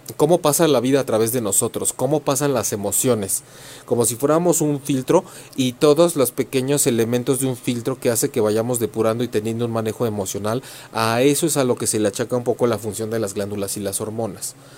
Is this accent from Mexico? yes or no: yes; Mexico; en México, para quienes son o nos conocen como cultura mexicana, hacemos mucho esto de la ofrenda en el Día de Muertos